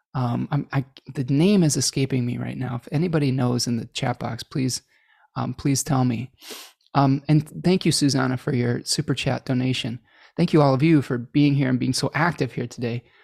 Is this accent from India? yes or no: no; United States; accent: American; my American accent